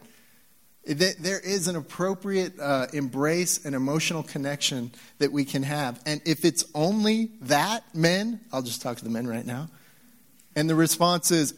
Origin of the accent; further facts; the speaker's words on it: Nebraska, United States; also born or lived in Texas; now in Utah, United States; we're in Utah. I came from Texas, of course, and spent some time there. And when I grew up in Nebraska, yeah, no NASCAR fans